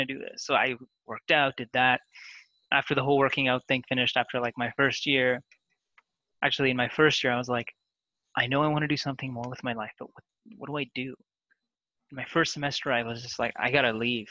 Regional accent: Kitchener, Ontario, Canada; also born or lived in India / Toronto; I grew up in a city called Kitchener, which is it's called Kitchener-Waterloo

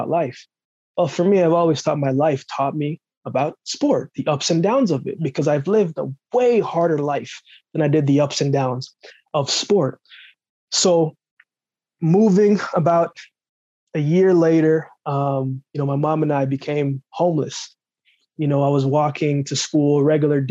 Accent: Jamaica; moved away; originally born in Jamaica, I grew up very rough, grew up very tough. You know, the place where I grew up in Jamaica

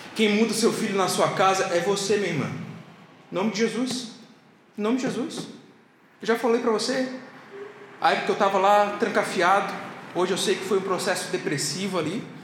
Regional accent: South Region, Brazil

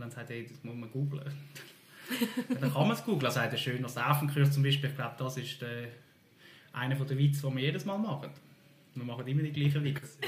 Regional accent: Zürcher Weinland, Zurich, Switzerland; ich bin in Zürcher Wieland geboren

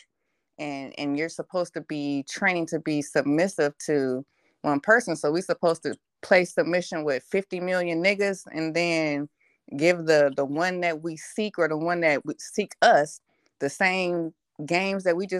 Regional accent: Cleveland, Ohio, United States; I'm from Cleveland, Ohio

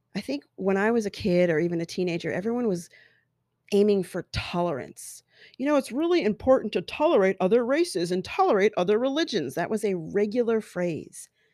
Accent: Colorado, United States; growing up in Colorado with all these white kids

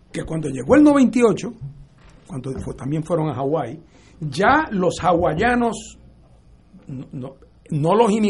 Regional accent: Puerto Rico

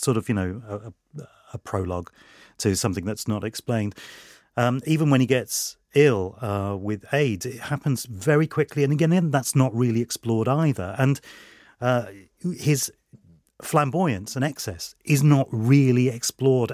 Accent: London, United Kingdom; Freddie Mercury and his family moved into West London in the area that I, uh, uh, grew up in as well

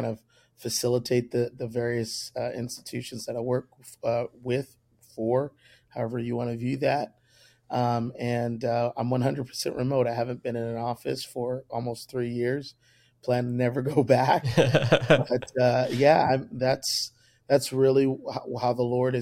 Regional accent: Indianapolis, Indiana, United States; also born or lived in Madison, Wisconsin; now in Columbus, United States; My dad's a full-time evangelist for the United Pentecostal Church. He's been evangelizing close to 32, 33 years, something like that. For when he initially decided to settle down, we settled down as a family in Indianapolis, Indiana. I grew up at Calvary Tabernacle

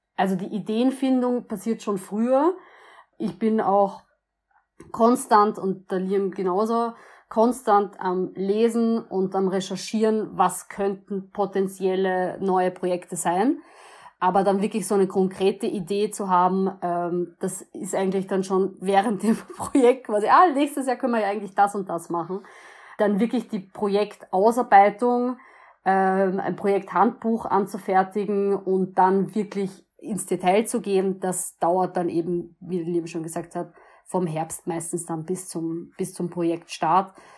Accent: Vienna, Austria; als Wiener, man lebt an der Donau, wir sind alle stolz auf die Donau

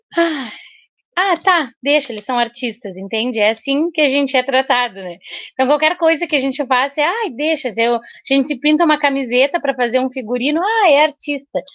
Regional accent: Bagé, Rio Grande do Sul, Brazil; now in Pelotas, Brazil; desde que a gente veio morar aqui em Pelotas, que a gente não é daqui, a gente é de Bagé

